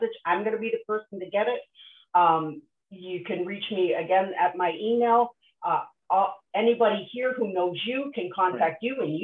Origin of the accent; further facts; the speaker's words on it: Nova Scotia, Canada; I grew up on the East Coast in Nova Scotia